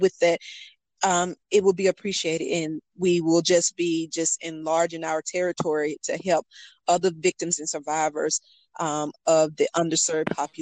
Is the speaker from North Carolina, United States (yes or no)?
yes; North Carolina, United States; here in my home state